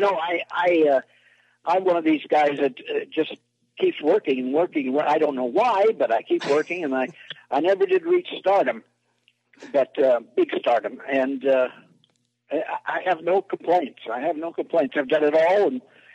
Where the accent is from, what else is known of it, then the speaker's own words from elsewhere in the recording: San Francisco Bay Area, California, United States; I'm from the San Francisco Bay Area.